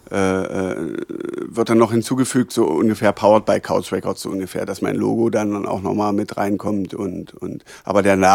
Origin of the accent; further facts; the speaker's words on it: Schönebeck, Saxony-Anhalt, Germany; Ich komme aus Schönebeck. Lebst du noch in Schönebeck? Ich lebe auch in Schönebeck.